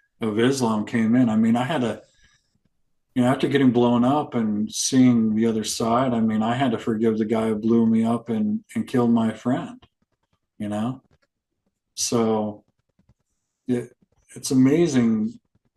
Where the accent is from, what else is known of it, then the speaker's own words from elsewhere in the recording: Arizona, United States; I came from Arizona